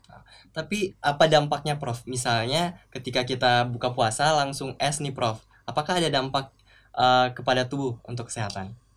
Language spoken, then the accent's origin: Indonesian; Makassar, South Sulawesi, Indonesia; di daerah saya, Makassar